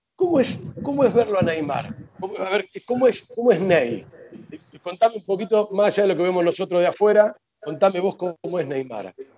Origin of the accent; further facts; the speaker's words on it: Argentina; nosotros los argentinos